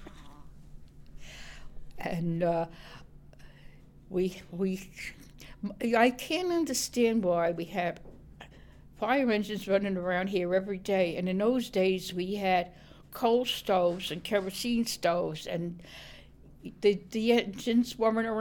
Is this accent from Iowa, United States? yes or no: no; New York City, New York, United States; I grew up on DuPont Street